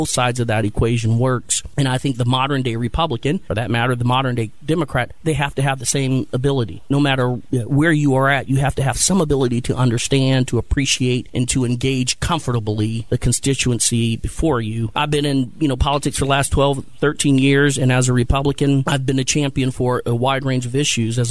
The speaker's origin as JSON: {"language": "English", "town": "Canton", "region": "Ohio", "country": "United States", "tie": "born or raised there", "also_born_or_lived": "Columbus, Ohio", "moved": "as an adult", "said": "I'm from Canton, Ohio."}